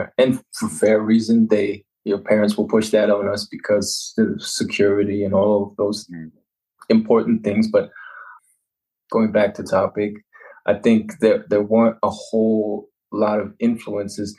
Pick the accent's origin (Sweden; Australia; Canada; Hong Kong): Canada; also born or lived in Winnipeg, Canada; growing up in Canada for most of my life, I've been exposed to more of the customs here